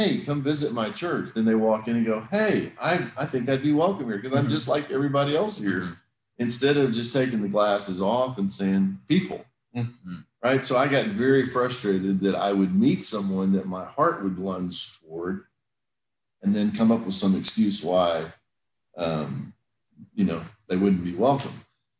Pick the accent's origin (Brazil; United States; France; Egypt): Brazil; also born or lived in England; I grew up some in England. I grew up some in Brazil. A good bit of my childhood in Brazil.